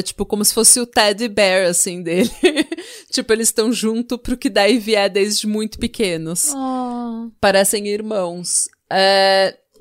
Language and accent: Portuguese; Brazil; como brasileira